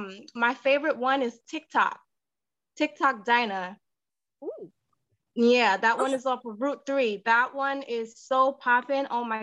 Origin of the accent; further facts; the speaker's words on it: Montclair, New Jersey, United States; Well, I'm actually from Jersey. So I moved from Jersey, Montclair, Jersey.